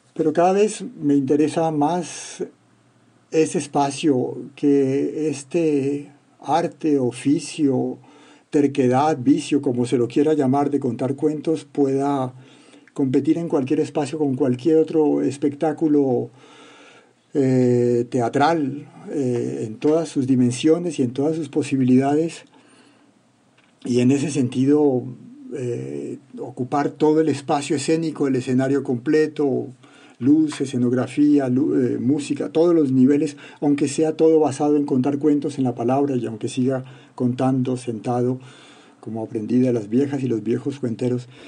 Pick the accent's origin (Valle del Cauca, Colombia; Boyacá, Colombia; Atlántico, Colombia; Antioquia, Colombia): Valle del Cauca, Colombia; Cali; moved away as an adult; now in France; Siendo uno caleño